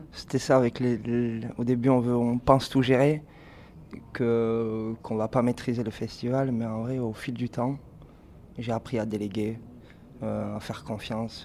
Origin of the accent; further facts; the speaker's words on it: Sète, Occitania, France; on vient de Sète